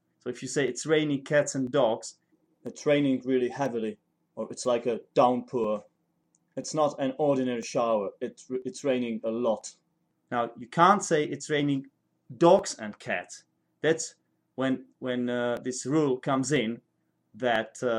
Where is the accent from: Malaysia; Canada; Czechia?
Czechia; first language Czech; English is a second language; my native language, which is Czech